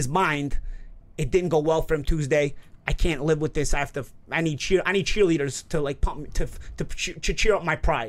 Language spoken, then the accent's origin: English; New York, United States; I'm from New York